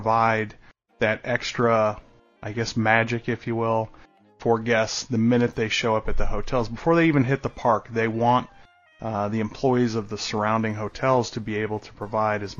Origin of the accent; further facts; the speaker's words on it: San Diego, California, United States; moved away; also born or lived in Orlando, Florida; as a kid growing up, I was born in San Diego